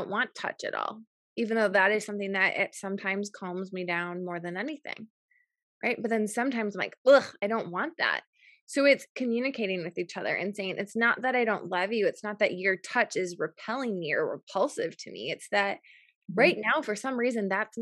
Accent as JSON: {"language": "English", "town": "New Berlin", "region": "Wisconsin", "country": "United States", "tie": "born or raised there", "said": "I grew up in in New Berlin, Wisconsin, which is really close to Waukesha."}